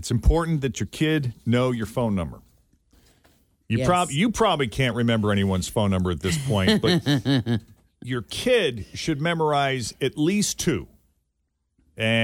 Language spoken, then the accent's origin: English; Boston area, Massachusetts, United States; when I was a kid growing up in the Boston area